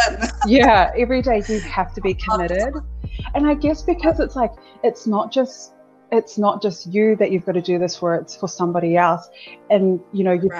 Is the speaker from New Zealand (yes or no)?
yes; Auckland, New Zealand; moved away as an adult; also born or lived in Sydney, Australia; I was born in South Auckland, born in Middlemore Hospital. I grew up in South Auckland all of my life